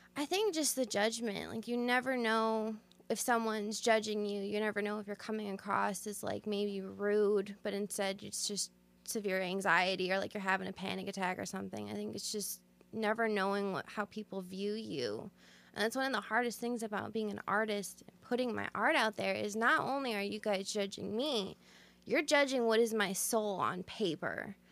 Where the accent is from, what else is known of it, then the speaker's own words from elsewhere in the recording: Sandwich, Illinois, United States; I'm actually from Sandwich, so right here in Illinois, small town, um, kind of, you know, country girl